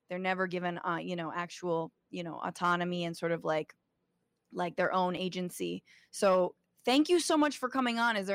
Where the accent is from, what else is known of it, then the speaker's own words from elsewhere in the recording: Guatemala; I'm from Guatemala. It's sad.